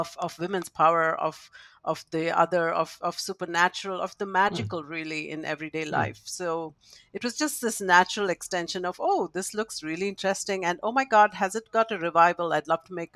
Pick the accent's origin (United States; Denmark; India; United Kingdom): India; I grew up in India, and growing up in a culture that accepts the supernatural